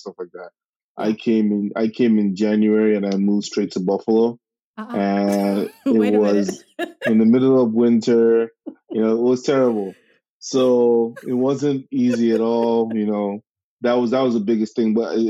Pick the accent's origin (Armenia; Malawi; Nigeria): Nigeria; moved away as an adult; also born or lived in New York, United States; now in New York City, United States; I was born and raised in Nigeria, primary school, secondary school, all the way to like graduating